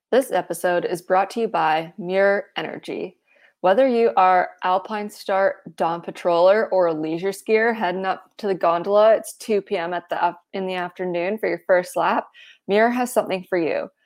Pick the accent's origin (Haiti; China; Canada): Canada; I'm a Canadian